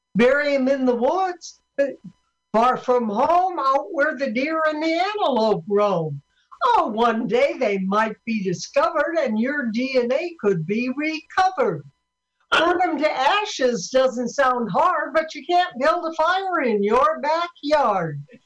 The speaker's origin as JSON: {"language": "English", "town": "Sioux City", "region": "Iowa", "country": "United States", "tie": "born or raised there", "said": "I'm from Sioux City, Iowa"}